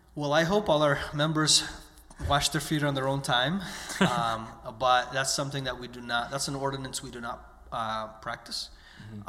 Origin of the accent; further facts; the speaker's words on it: United States; I was born and raised in the United States